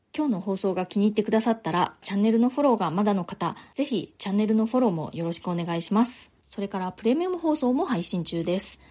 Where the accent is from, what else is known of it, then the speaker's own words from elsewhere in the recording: Nagasaki, Japan; moved away as an adult; now in New York, United States; 私の実家のある長崎の方で